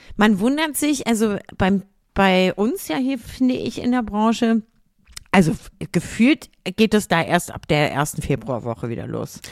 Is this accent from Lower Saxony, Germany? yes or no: yes; Lüneburg, Lower Saxony, Germany; Ich bin in Lüneburg geboren worden. Okay. So, da bin ich auch die ersten Jahre aufgewachsen und dann irgendwann ähm, mit meinen Eltern halt zu meinen Großeltern mit quasi im Haus, wie man, wie man das so hat, ne, mhm. auf dem Dorf